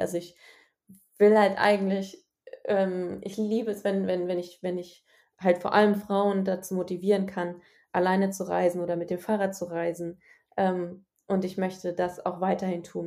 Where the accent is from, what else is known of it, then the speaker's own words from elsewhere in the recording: Germany; aus Deutschland